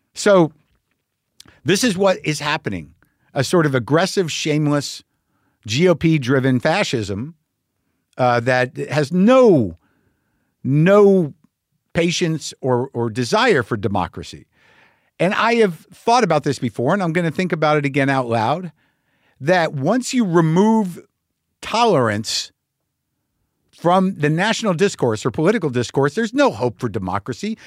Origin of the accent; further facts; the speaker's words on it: New Mexico, United States; when I grew up in New Mexico, but all my people are Jersey.